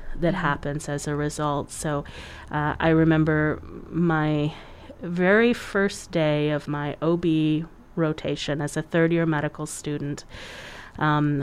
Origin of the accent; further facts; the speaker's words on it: United States; we as an American culture